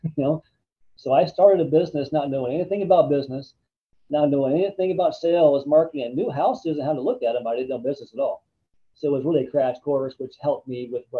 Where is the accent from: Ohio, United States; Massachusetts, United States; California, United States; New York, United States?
Ohio, United States; I grew up in Ohio, which had Cedar Point